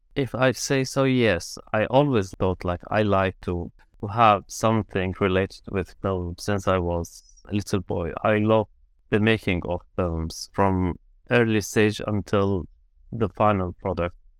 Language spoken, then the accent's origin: English; Syria; first language Arabic; English is a second language; moved away as an adult; also born or lived in Armenia / Ukraine; now in London, United Kingdom